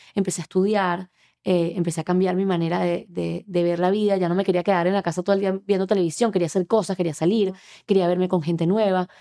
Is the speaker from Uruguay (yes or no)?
no; Venezuela; moved away as an adult; now in Miami, United States; soy venezolana, tengo unos 13 años viviendo en Miami